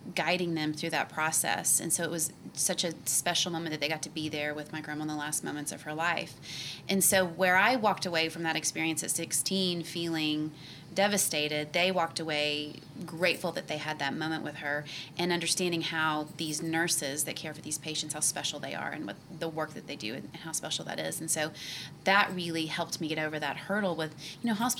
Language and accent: English; Oklahoma City, Oklahoma, United States; I was born and raised in the state of Oklahoma. I grew up here in Oklahoma City